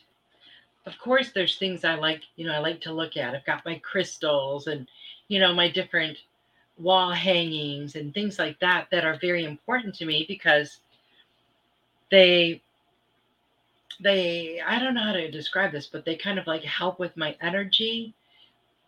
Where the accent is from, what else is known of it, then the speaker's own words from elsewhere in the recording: Michigan, United States; I grew up in Michigan